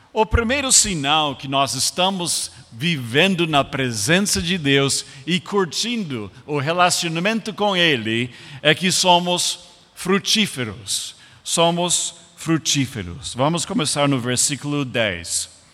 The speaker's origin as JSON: {"language": "Portuguese", "country": "United States", "also_born_or_lived": "Brazil", "second_language": "Portuguese", "moved": "as an adult", "said": "eu como americano"}